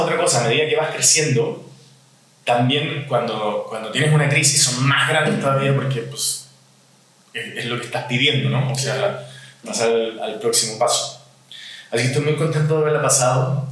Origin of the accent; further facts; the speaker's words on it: Chile; now in Mexico; soy chileno, tengo 50 años